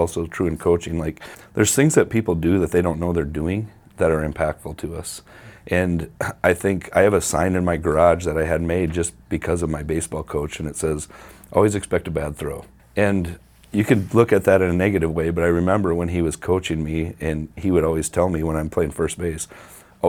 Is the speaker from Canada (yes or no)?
no; Mount Vernon, United States; also born or lived in Huron; I grew up in Mount Vernon